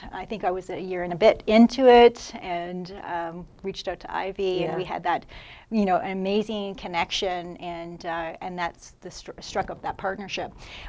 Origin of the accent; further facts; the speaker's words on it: London, Ontario, Canada; Yeah, I'm a Londoner.